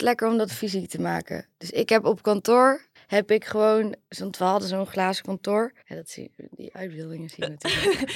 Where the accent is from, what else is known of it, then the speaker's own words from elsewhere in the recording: Oirschot, North Brabant, Netherlands; now in 's-Hertogenbosch, Netherlands; Ik kom uit Oorschot, woon in Den Bosch.